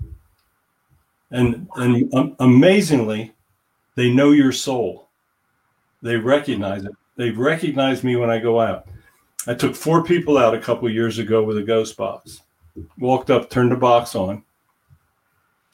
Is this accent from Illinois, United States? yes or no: no; Hershey, Pennsylvania, United States; I was born in Hershey, which is like 30 miles from Gettysburg